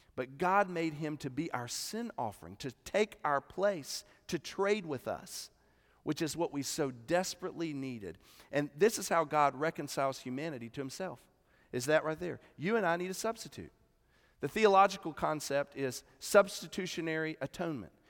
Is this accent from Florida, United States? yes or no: no; Columbia, South Carolina, United States; I'm from South Carolina